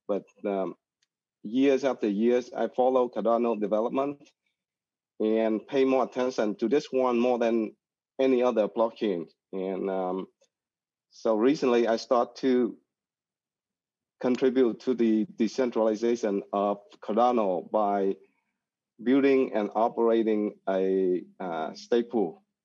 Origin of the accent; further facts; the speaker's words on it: Saigon, Ho Chi Minh City, Vietnam; I am from Vietnam, uh, from the beautiful city of, uh, Saigon, as, uh, in the southern of Vietnam